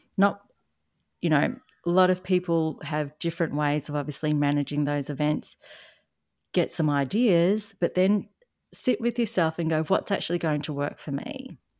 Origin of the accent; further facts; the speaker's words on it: Australia; accent: Australian; if you haven't noticed from my accent, I am in Australia